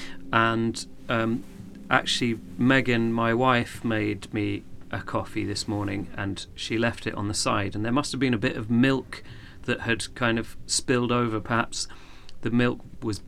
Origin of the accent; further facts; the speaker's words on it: Horsham, South East England, United Kingdom; I was born in Horsham, down in West Sussex